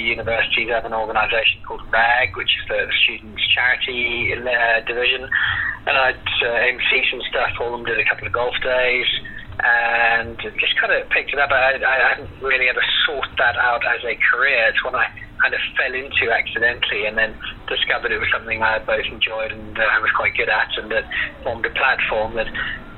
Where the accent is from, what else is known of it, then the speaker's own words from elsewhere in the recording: Zimbabwe; also born or lived in Belfast, Northern Ireland; now in South Africa; I moved to Zimbabwe when I was 4 years old